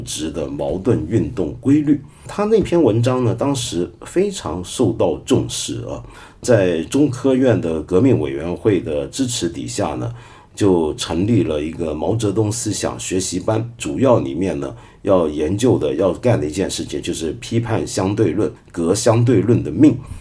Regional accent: Taiwan; 我那个时候在台湾八十年代头的时候在台湾

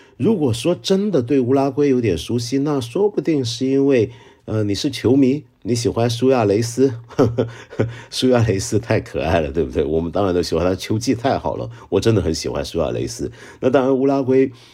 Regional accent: Hong Kong; accent: Hong Kong-accented Mandarin (港普); first language Cantonese; Chinese is a second language; 我觉得我的普通话以香港人或者以广东人的标准来讲，算是很可以了吧

